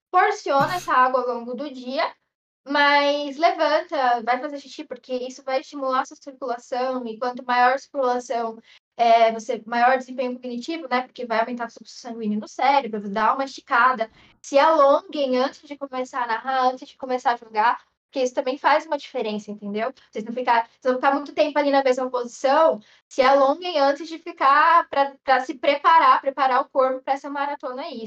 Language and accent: Portuguese; São Paulo, Brazil; Ai, gente, eu sou paulista, né, com purê.